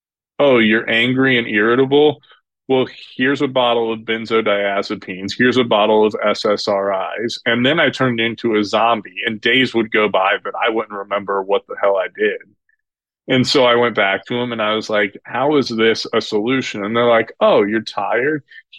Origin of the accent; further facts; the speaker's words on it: Indianapolis, Indiana, United States; I grew up in Indianapolis, Indiana.